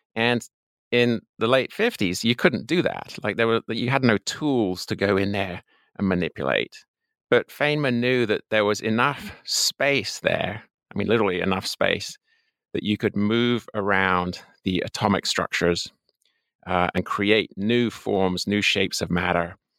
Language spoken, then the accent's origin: English; England, United Kingdom; moved away as an adult; also born or lived in Colorado, United States; I'm an Englishman by birth. Uh, I spent the first twenty-one years of my life there